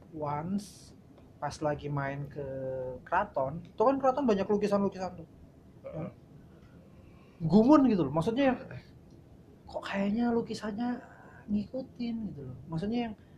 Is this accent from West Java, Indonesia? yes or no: no; Klaten, Central Java, Indonesia; moved away as an adult; also born or lived in Yogyakarta; now in Jakarta, Indonesia; saya dari Klaten